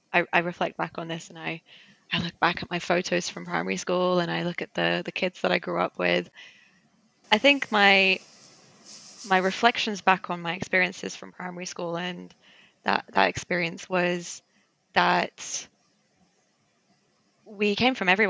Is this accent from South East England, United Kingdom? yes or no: no; London, United Kingdom; first language Armenian; English is a second language; I've grown up in London, and London is quite different to the rest of England